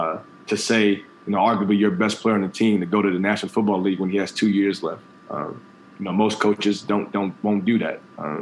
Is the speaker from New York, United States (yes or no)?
no; Kirkwood, Missouri, United States; being from Kirkwood and having the opportunity to come back in, be the head football coach